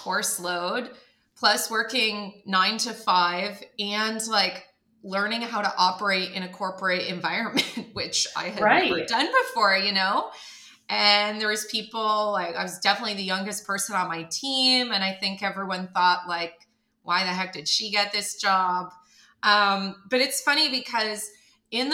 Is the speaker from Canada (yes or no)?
yes; Canada; moved away as an adult; now in United States; I'm from Canada